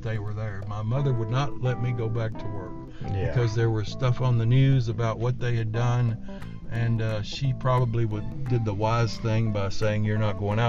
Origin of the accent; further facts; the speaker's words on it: Bowling Green, Kentucky, United States; I kind of grew up in that neighborhood